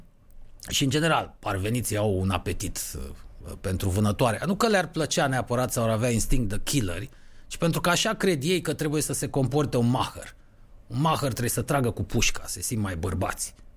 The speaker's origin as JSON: {"language": "Romanian", "region": "Bucharest", "country": "Romania", "said": "unii eram din București"}